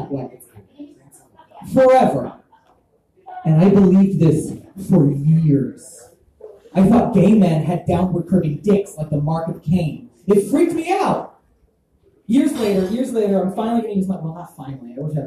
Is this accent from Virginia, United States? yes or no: no; Texas, United States; I grew up in Texas